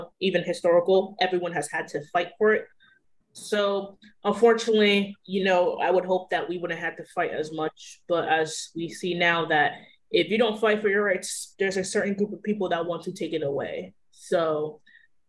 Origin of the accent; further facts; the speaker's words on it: United States; So I grew up in the States